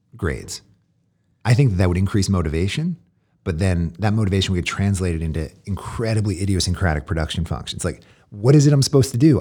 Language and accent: English; Philadelphia, Pennsylvania, United States; I grew up in Philly